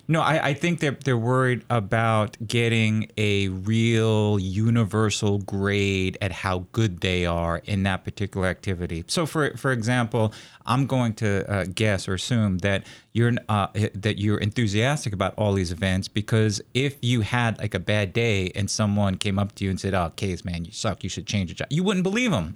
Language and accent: English; New York City, New York, United States; now in Corvallis, United States; I grew up around uh, the New York City area